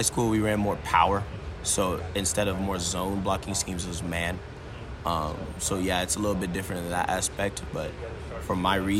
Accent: Lawrence, Kansas, United States; it's definitely awesome feeling being in my hometown playing here.

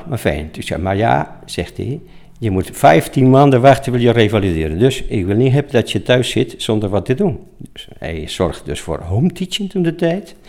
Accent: Spain; Dutch is a second language; moved away as an adult; now in Apeldoorn, Netherlands; oorspronkelijk kom ik uit Spanje. In 1965 was ik 19 jaar en werkloosheid in Spanje was enorm hoog

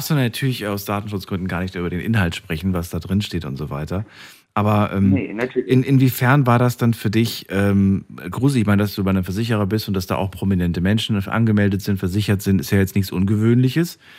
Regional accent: Bonn, North Rhine-Westphalia, Germany; Ja, ich komme aus Bonn.

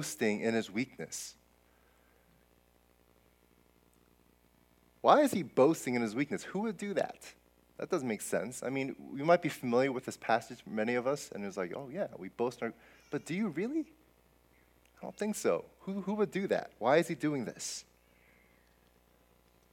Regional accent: New Jersey, United States; moved away; I grew up in Jersey

